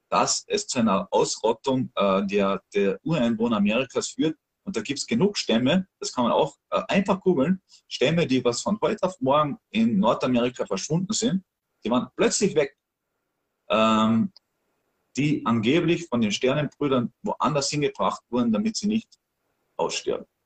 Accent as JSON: {"language": "German", "country": "Austria", "said": "ich als Österreicher wusste das nicht. Ich habe das nicht in der Schule gelernt."}